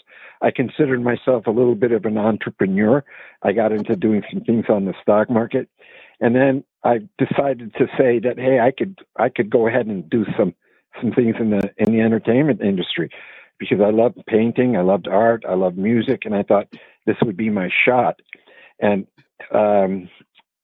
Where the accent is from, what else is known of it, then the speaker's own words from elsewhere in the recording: Vancouver, British Columbia, Canada; moved away as an adult; also born or lived in Chicago / Los Angeles; I was born in Chicago, but I was raised in Vancouver, British Columbia.